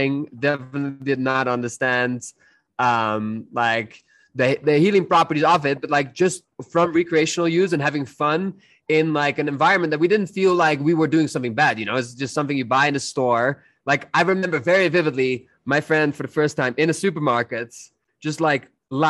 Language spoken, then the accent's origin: English; Netherlands; I'm from the Netherlands.